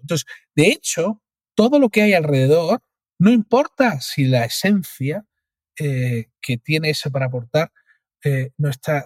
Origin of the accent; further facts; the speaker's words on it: Cádiz, Andalusia, Spain; soy de Cádiz